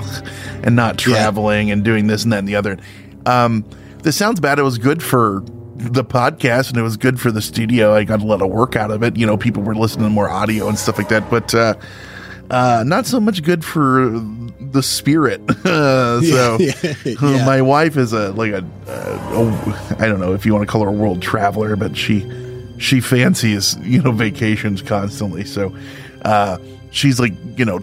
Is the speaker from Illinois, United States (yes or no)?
yes; Central Illinois, United States; moved away as an adult; now in Northern Illinois, United States; I'm from Central Illinois. I live now in Northern Illinois.